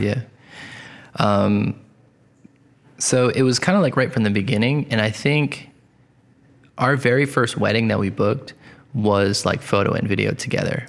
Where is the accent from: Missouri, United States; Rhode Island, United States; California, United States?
Rhode Island, United States; Coventry; I grew up in Coventry, Rhode Island